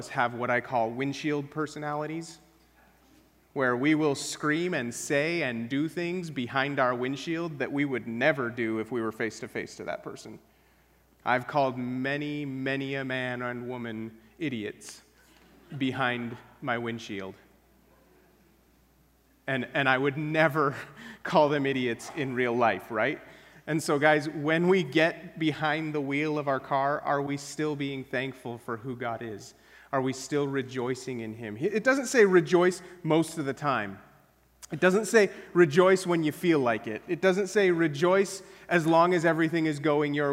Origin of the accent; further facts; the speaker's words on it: Wyoming, United States; moved away; I grew up in Wyoming where things are dry as dirt